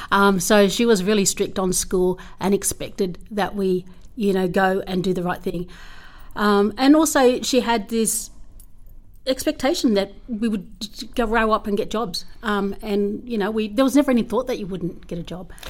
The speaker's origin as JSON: {"language": "English", "town": "Menindee", "region": "New South Wales", "country": "Australia", "tie": "born or raised there", "said": "I'm from Menindee. Um, I'm the eighth of ten children. Um, so, and I went to school in Menindee"}